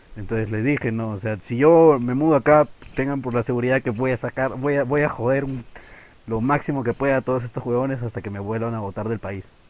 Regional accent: Peru; como peruano, porque si no, mis compatriotas me van a crucificar

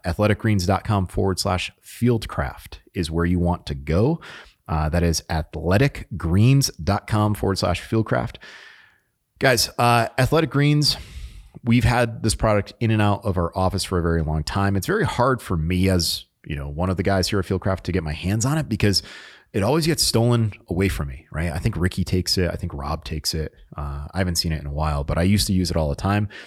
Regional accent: Connecticut, United States; moved away as an adult; also born or lived in Utah; now in North Carolina, United States; I grew up in Connecticut

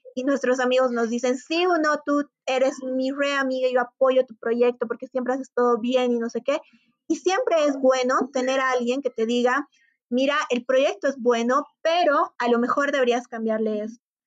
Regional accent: Bolivia; como bolivianos que somos

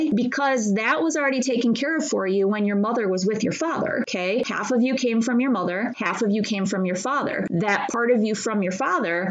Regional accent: Midwest, United States; where I grew up in the Midwest

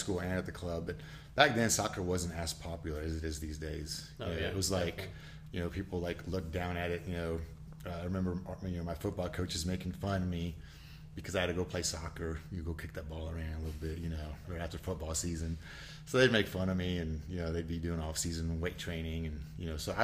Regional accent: Naperville, Illinois, United States; also born or lived in Mexico City, Mexico; we moved to a little town outside of Chicago called Naperville, Illinois

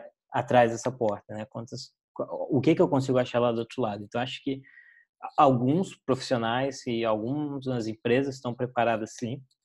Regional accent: Brasília, Federal District, Brazil; moved away; Eu sou brasiliense

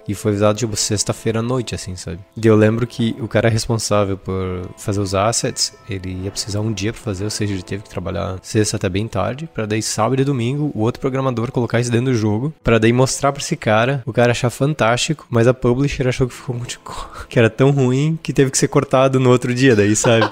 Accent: Brazil; eu cresci em Concorde

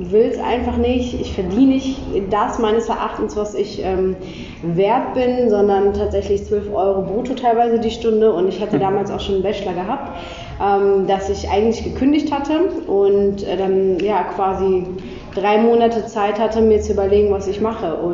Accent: Cologne, North Rhine-Westphalia, Germany; ich komme aus Köln, ähm, bin seit puh, 25 Jahren Kölnerin eigentlich.

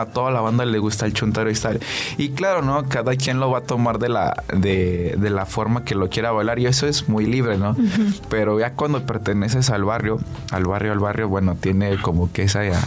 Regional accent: Aguascalientes, Mexico; donde crecí allá en Villas

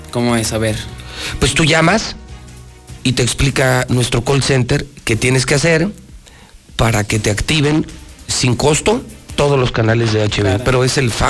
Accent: Aguascalientes, Mexico

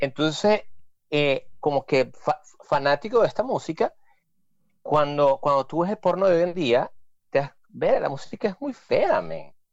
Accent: Venezuela; now in New York, United States; todos los venecos así somos

